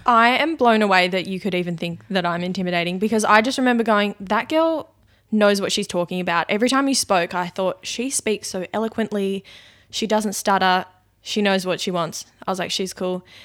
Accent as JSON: {"language": "English", "town": "Launceston", "region": "Tasmania", "country": "Australia", "tie": "born or raised there", "also_born_or_lived": "Brisbane", "moved": "as an adult", "said": "I was born in Launceston. I lived, grew up there."}